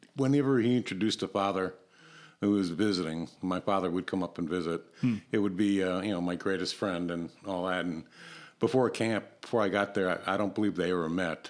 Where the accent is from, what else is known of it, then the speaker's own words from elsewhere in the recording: Barrington Hills, Illinois, United States; growing up in Barrington, well, actually Barrington Hills